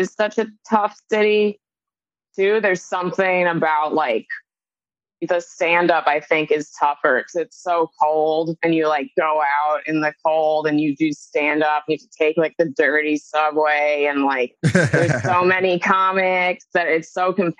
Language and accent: English; upstate New York, United States; also born or lived in Austin, Texas; now in New York City, United States; I am a New Yorker, though. Like, I'm from upstate, and I've always wanted to live in the city